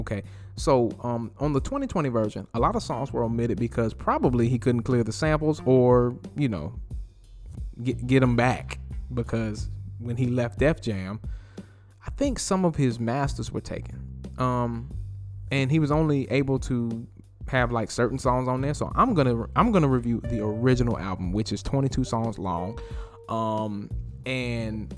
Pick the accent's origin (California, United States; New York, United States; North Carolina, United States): North Carolina, United States; I am from North Carolina.